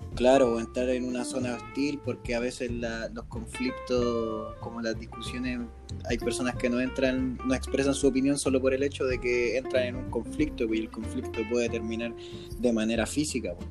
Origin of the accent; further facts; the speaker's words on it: Chile; siendo chilenos